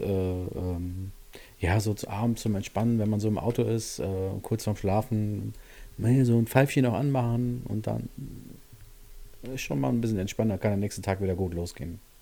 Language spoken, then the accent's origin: German; Siegen, North Rhine-Westphalia, Germany; bei uns in Siegen ja die, die sogenannte HTS, das ist so eine Stadtautobahn